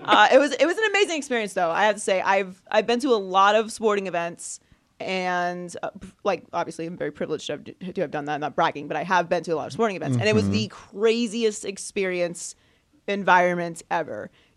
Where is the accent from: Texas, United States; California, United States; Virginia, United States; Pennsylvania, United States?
Pennsylvania, United States; Pittsburgh; I'm not from New York. I'm from Pittsburgh.